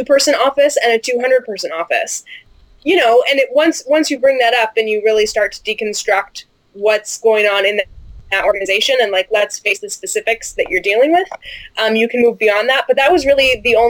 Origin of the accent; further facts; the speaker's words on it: United States; moved away as an adult